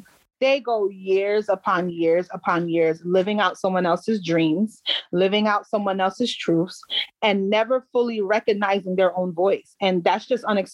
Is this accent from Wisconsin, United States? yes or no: no; Paterson, New Jersey, United States; also born or lived in Palisades Park, New Jersey / Prospect Park, New Jersey; I grew up in the northern New Jersey area. So the bulk of my adolescence was spent in Paterson, New Jersey.